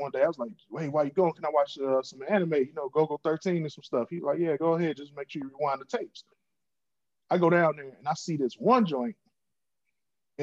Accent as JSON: {"language": "English", "town": "Chicago", "region": "Illinois", "country": "United States", "said": "I'm from the South Side of Chicago"}